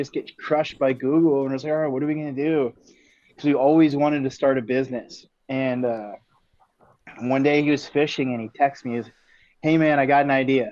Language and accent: English; northeastern Montana, United States; I grew up in Montana on a cattle ranch in northeastern Montana